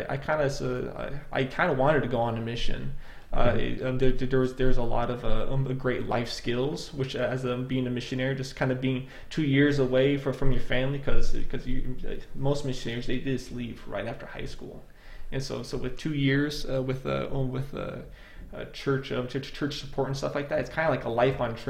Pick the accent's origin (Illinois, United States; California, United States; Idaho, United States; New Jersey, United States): Idaho, United States; moved away as an adult; I am from Idaho, and there are a lot more church members in that region